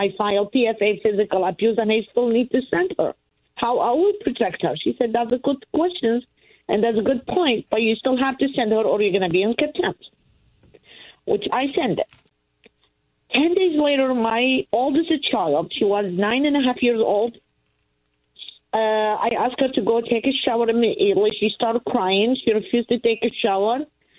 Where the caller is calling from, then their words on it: Pennsylvania, United States; I'm from Pennsylvania.